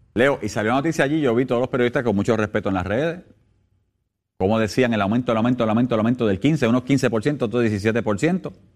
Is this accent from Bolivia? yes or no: no; Puerto Rico; como puertorriqueño